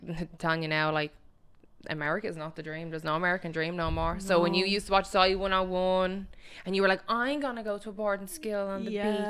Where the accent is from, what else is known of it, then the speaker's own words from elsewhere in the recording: Ireland; we're from Ireland, it's like Catholic.